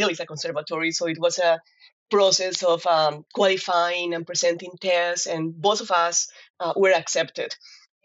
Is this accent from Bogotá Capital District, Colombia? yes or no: no; Cali, Valle del Cauca, Colombia; moved away as an adult; also born or lived in Kansas, United States; now in Fayetteville, United States; I am from Colombia, and I grew up in a very, very musical family. I'm actually from Cali, which is la capital de la salsa